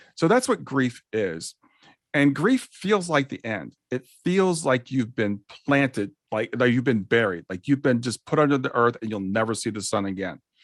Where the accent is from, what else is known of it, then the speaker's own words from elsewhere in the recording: Columbus, Ohio, United States; I grew up in Columbus, Ohio.